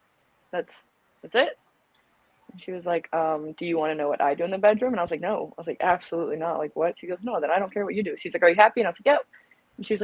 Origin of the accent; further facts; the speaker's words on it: South Carolina, United States; I was born and raised in South Carolina.